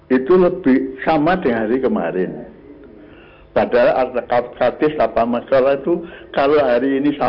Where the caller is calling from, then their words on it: Wonogiri, Central Java, Indonesia; Saya dari Sarono Wonogiri, Pak.